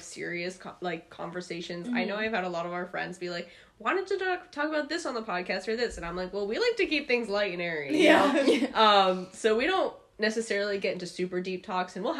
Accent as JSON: {"language": "English", "region": "Pennsylvania", "country": "United States", "said": "I'm from Pennsylvania, though, so you can hear the difference"}